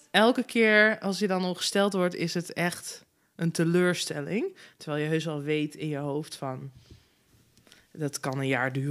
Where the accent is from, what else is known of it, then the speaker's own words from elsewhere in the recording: Zutphen, Gelderland, Netherlands; In Zutphen.